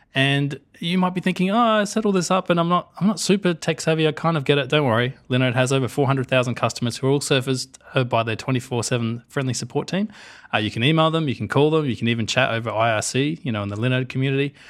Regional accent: Australia; us Australians

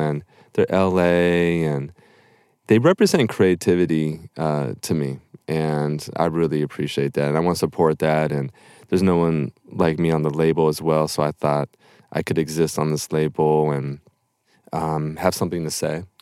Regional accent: Topanga, California, United States; I grew up in Topanga Canyon

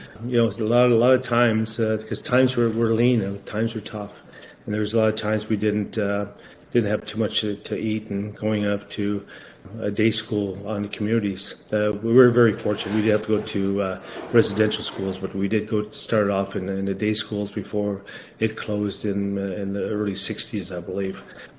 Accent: Garden River First Nation, Ontario, Canada; We got a little place down near Niagara Falls. We're originally from Garden River First Nation outside of Sault Ste. Marie.

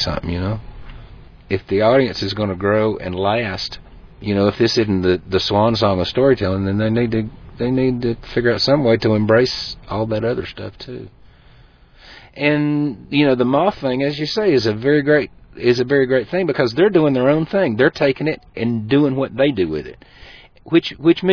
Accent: Eastern Tennessee, Western North Carolina, United States; I come from Western North Carolina, Eastern Tennessee

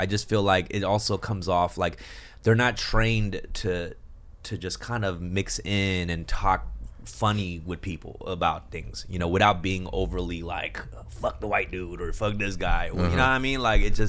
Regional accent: Los Angeles, California, United States; Like, you know, we grew up like in Los Angeles.

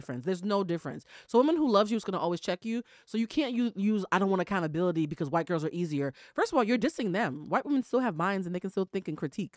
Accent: Boston, Massachusetts, United States; I'm from Boston, Massachusetts

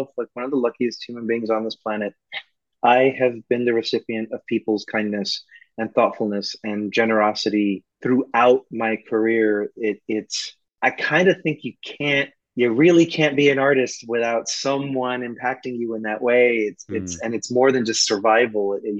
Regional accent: New York City, New York, United States; I grew up in the projects of East New York, Brooklyn

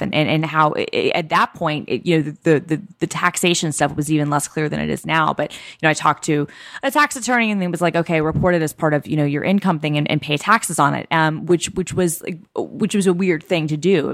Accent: New York, United States; moved away as an adult; now in Bellevue, United States; I'm still a New Yorker.

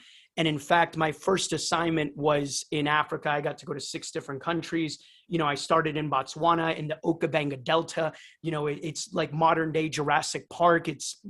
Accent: Brazil; born there; So anyways, yeah, so I was born in Brazil

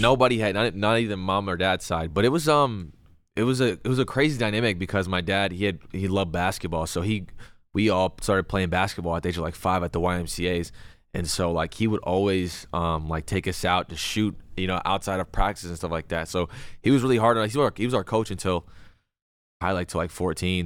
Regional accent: Los Angeles, California, United States; I was born in L

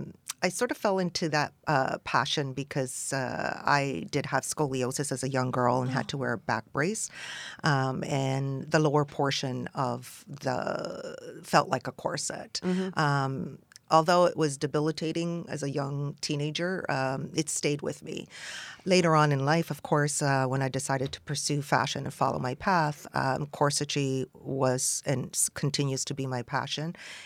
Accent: Montreal, Quebec, Canada; also born or lived in Athens, Greece; Well, I was born in Athens to a Greek mother and an Egyptian father, and we immigrated when I was 6 months old to Montreal.

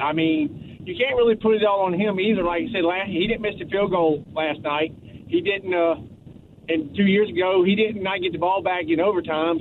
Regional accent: Wisconsin, United States; now in Illinois, United States; I'm from Wisconsin

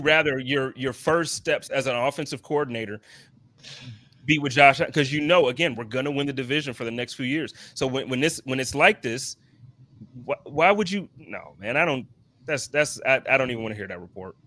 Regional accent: Buffalo, New York, United States; moved away; I'm from Buffalo and I'm always in Buffalo now

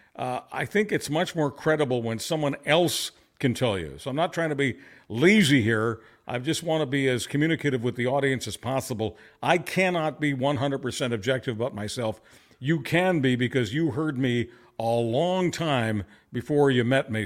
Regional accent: Montreal, Quebec, Canada; also born or lived in Budapest, Hungary; I was a two and a half year old baby when I, uh, was, uh, in Montreal, and that's where I was raised

